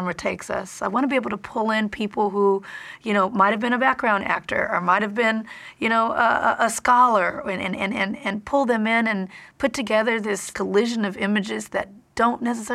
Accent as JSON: {"language": "English", "town": "Compton", "region": "California", "country": "United States", "tie": "born or raised there", "said": "I'm from Compton"}